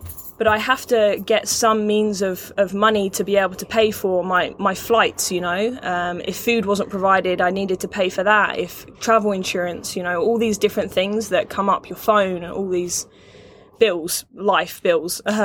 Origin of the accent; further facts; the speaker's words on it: England, United Kingdom; moved away as an adult; also born or lived in California / Canada; I'm from England originally, so I had sixth form.